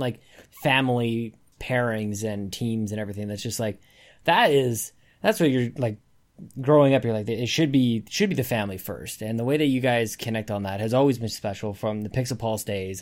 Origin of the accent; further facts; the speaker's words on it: Canada; I'm Canadian